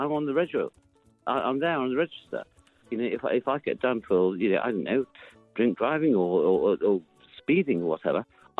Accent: England, United Kingdom; I'm an Englishman.

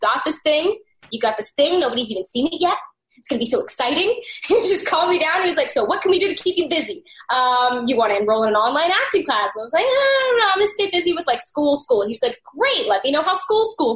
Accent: Arkansas, United States; I'm from Arkansas

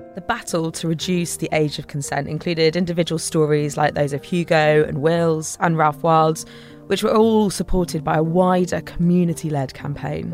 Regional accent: Devon, South West England, United Kingdom; I grew up in Devon

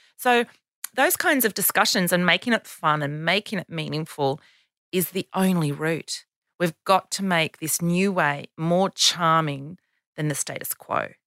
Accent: Canberra, Australian Capital Territory, Australia; Canberra, my hometown

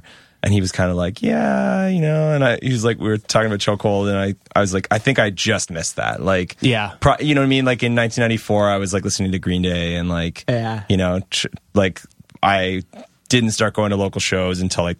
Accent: Canada; It's funny when people don't think we're Canadian

